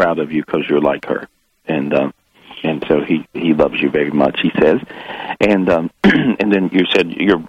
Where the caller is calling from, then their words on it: Florida, United States; I'm calling from Florida.